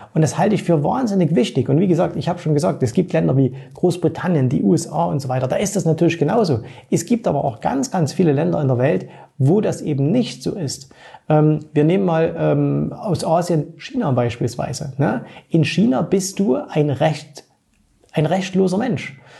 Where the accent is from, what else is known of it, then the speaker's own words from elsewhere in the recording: East Germany, Germany; Ich bin ja im Osten aufgewachsen